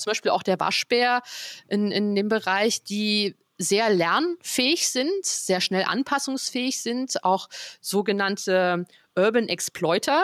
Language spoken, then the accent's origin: German; near Potsdam, Brandenburg, Germany; moved away as an adult; now in Frankfurt, Germany; Ich bin ja eigentlich aus der Nähe von Potsdam